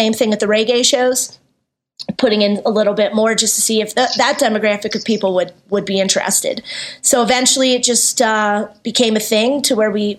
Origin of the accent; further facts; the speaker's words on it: Philadelphia, Pennsylvania, United States; now in Denver, United States; I grew up in Philly